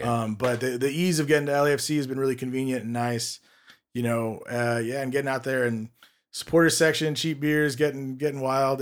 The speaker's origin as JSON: {"language": "English", "town": "Los Angeles", "region": "California", "country": "United States", "tie": "born or raised there", "said": "I'm born and raised in Los Angeles"}